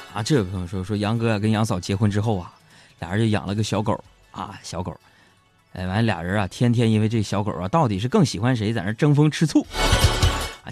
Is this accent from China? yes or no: yes; China; 怎么跟我们中国比呀